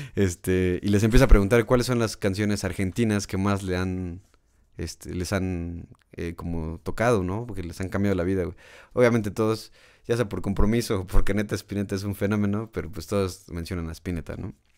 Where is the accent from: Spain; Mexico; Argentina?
Mexico; aquí el problema en México